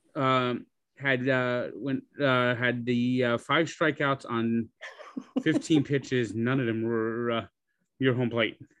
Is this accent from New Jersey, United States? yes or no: yes; New Jersey, United States; also born or lived in Montana; I was born in Montana and moved to New Jersey. My parent, my father was in, is from New Jersey, okay. was serving in the Air Force at the time.